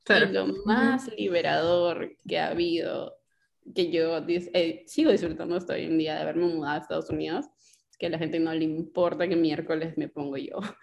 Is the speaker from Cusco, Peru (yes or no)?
no; Lima, Peru; moved away as an adult; now in United States; yo vengo pues de San Martín de Porres, eh, un barrio donde a veces pues no sé, a algunas personas les parecerá movido, para mí San Martín de Porres es mi casa